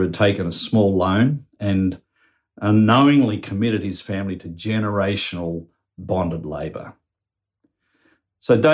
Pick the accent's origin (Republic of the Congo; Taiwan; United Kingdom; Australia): Australia; as Australian Christians